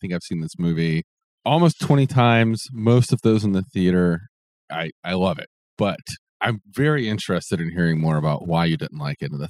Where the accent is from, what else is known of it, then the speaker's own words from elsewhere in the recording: Alabama, United States; moved away; I went to school in Alabama.